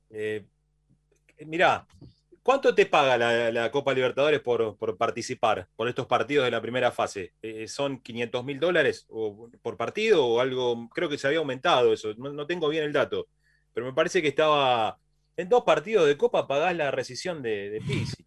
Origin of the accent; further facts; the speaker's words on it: Banfield, Buenos Aires Province, Argentina; Nosotros somos de, originariamente, de Banfield